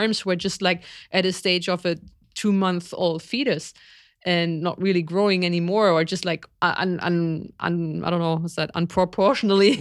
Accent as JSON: {"language": "English", "region": "East Germany", "country": "Germany", "tie": "born or raised there", "said": "growing up in East Germany"}